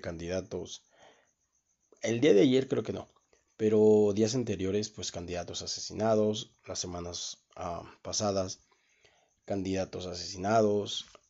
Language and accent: Spanish; Guanajuato, Mexico; aquí en lo que fue el estado de Guanajuato